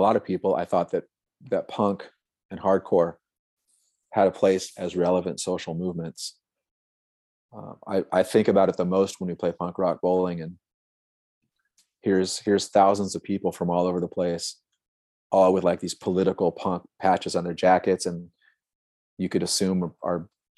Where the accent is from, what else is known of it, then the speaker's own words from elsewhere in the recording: Santa Cruz, California, United States; I'm from Santa Cruz, which has always been like a super liberal hippie kind of town